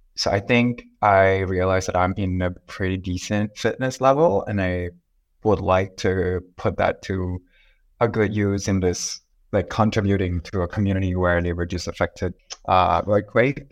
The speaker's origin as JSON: {"language": "English", "country": "Thailand", "said": "I'm from Thailand"}